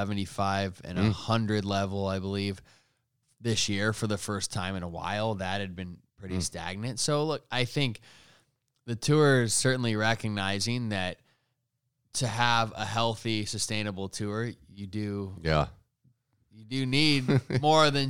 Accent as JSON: {"language": "English", "country": "United States", "said": "as an American"}